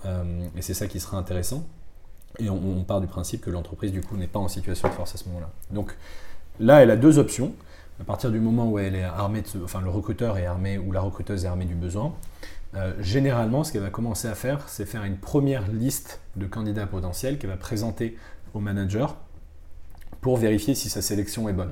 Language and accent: French; Bordeaux, Nouvelle-Aquitaine, France; moved away; also born or lived in Madagascar / Toulouse / Paris; je viens de Bordeaux. J'ai passé une partie de mon enfance à Bordeaux, à Madagascar aussi